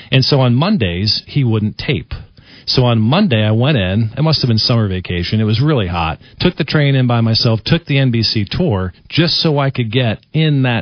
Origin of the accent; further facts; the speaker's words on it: New York, United States; Well, I grew up on Long Island.